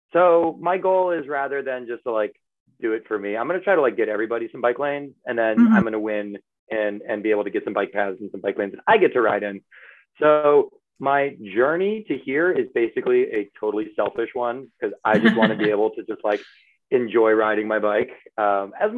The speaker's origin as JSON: {"language": "English", "town": "Reston", "region": "Virginia", "country": "United States", "tie": "born or raised there", "moved": "as an adult", "lives_now": "Boston, United States", "said": "I grew up in Northern Virginia, which, you know, 15 miles outside DC"}